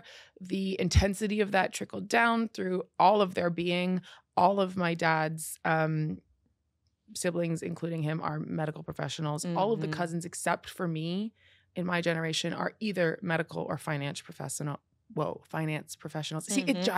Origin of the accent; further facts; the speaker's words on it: Canada; I'm Canadian.